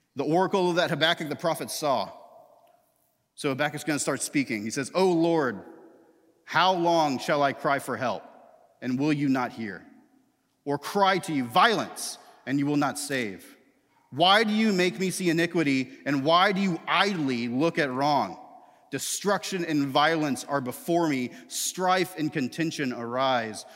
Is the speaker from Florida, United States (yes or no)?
yes; Tallahassee, Florida, United States; I grew up in Tallahassee, Florida